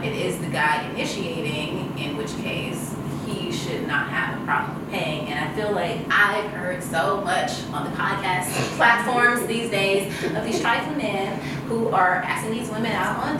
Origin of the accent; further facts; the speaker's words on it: Mississippi, United States; now in Los Angeles, United States; I am from the South, I'm from Mississippi